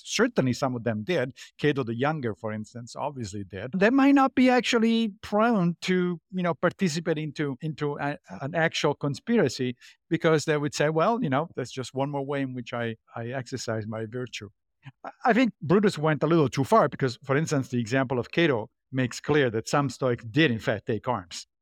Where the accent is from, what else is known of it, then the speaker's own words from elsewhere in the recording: Rome, Lazio, Italy; I grew up Catholic in Rome, in Italy.